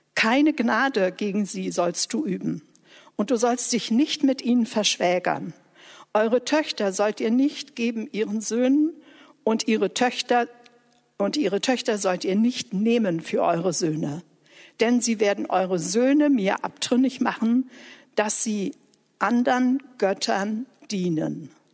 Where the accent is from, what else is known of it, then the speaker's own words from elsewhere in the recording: Germany; ich Deutsche war mit der deutschen Geschichte